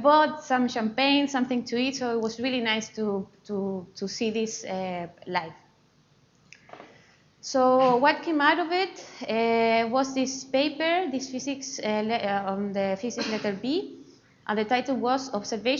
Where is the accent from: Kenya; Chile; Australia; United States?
Chile; English is a second language; moved away as an adult; now in Edinburgh, United Kingdom; as you see from my accent, I am not from UK. I come from Chile, so South America